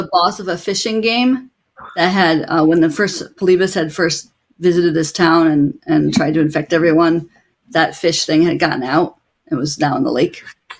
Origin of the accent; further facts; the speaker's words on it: Ithaca, New York, United States; they just described my hometown. And then it just got further and further. And I was like, haha, yeah. Ithaca.